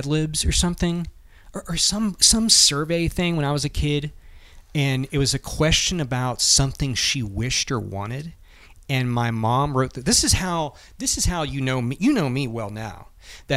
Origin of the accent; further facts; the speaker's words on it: Lewisburg, Tennessee, United States; my hometown, which is where Buford Ellington was from, the county, that's where he was from. We got three exits on the interstate, even though we were tiny